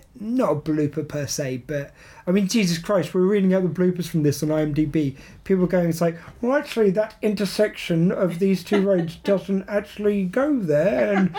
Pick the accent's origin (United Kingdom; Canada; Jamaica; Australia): United Kingdom; England